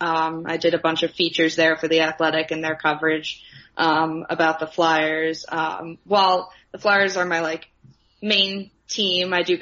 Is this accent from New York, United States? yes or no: no; Philadelphia, Pennsylvania, United States; I'm from the Philadelphia area originally